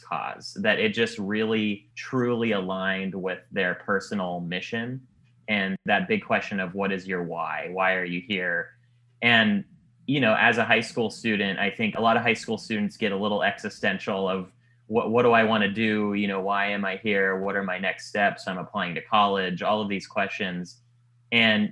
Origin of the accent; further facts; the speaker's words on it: Silicon Valley, California, United States; moved away as an adult; now in Los Angeles, United States; I grew up in the Silicon Valley